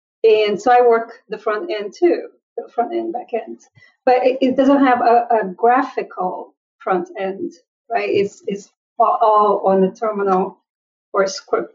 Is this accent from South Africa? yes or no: no; Brazil; now in United States; When I was growing up in Brazil, there were no computers anywhere in my radius